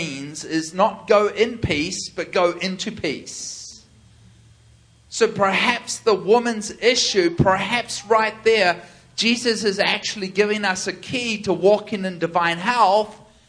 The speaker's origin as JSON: {"language": "English", "country": "New Zealand", "said": "I'm from New Zealand"}